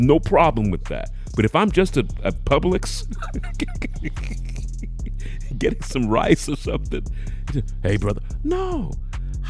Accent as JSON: {"language": "English", "country": "United Kingdom", "moved": "yes", "said": "as a British person, I'll say"}